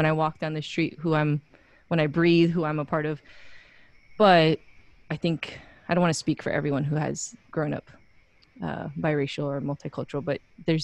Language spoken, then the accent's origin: English; Wailuku, Hawaii, United States; moved away as an adult; also born or lived in Pasadena, California; now in Portland, United States; I'm from Waluku, Maui. I was actually born in Pasadena, California